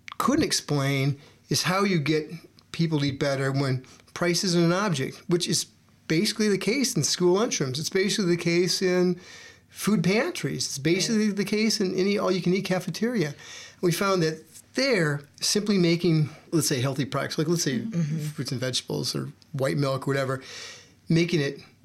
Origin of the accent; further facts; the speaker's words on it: Iowa, United States; I grew up in Iowa